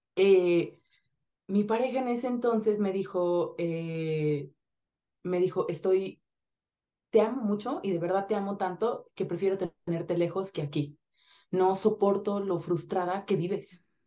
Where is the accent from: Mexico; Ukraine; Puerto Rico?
Mexico; Zihuatanejo, Guerrero; yo nací en Cihuatanejo Guerrero